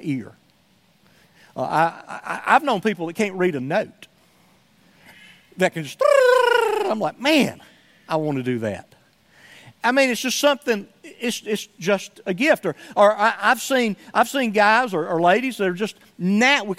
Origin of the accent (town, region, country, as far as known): Somerville, United States; born or raised there; moved away